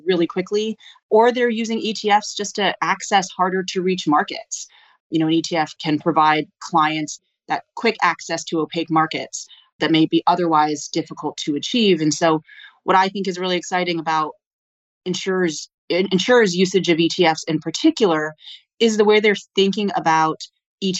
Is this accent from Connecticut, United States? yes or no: yes; Old Saybrook, Connecticut, United States; I grew up in a small town in Connecticut